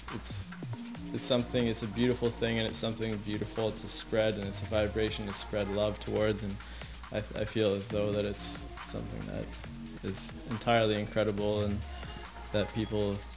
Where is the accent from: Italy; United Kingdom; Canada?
Canada; Halifax, Nova Scotia; moved away; also born or lived in Banff; where I'm from Nova Scotia. I'm from Halifax